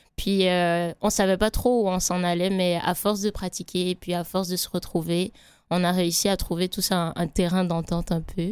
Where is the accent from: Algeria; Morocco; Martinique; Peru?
Martinique; moved away; je suis martiniquaise